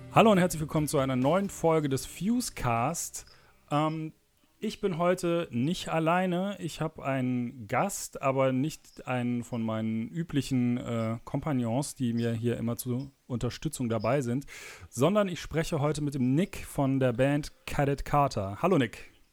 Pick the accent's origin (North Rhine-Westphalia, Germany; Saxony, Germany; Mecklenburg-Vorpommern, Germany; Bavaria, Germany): North Rhine-Westphalia, Germany; Cologne area; ich bin ja aus der Kölner Ecke